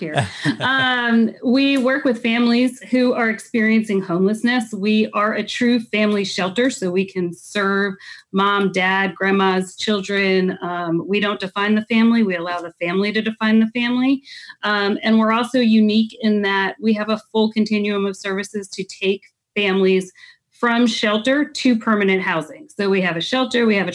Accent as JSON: {"language": "English", "area": "Dutchess County", "region": "New York", "country": "United States", "tie": "born or raised there", "moved": "yes", "said": "I grew up in Dutchess County"}